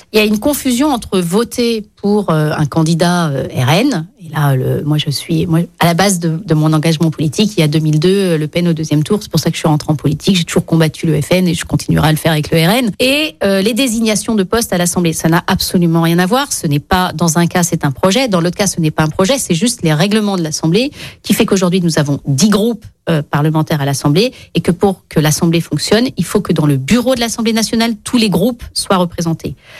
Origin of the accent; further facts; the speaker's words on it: Lyon, Auvergne-Rhône-Alpes, France; je suis lyonnaise